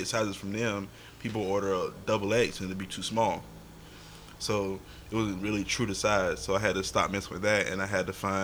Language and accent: English; Smithfield, North Carolina, United States; also born or lived in Four Oaks, North Carolina; I grew up in Smithfield, and I also grew up in Four Oaks